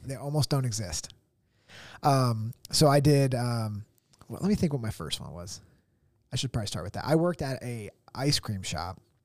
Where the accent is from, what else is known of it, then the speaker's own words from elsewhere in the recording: Tunkhannock, Pennsylvania, United States; Tunkhannock, like my, my hometown.